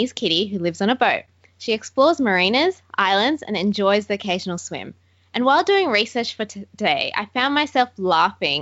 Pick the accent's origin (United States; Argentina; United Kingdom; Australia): Australia; Aussies at heart